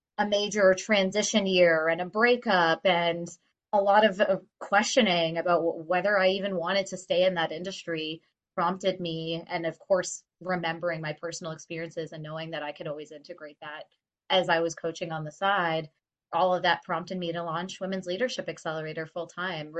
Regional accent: Stoney Creek, Ontario, Canada; also born or lived in Winona, Ontario; I grew up in Stony Creek, Ontario, a very small town

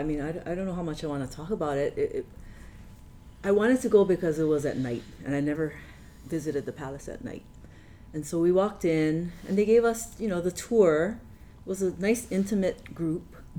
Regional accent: Hawaii, United States; teaching our students that we are Hawaiians

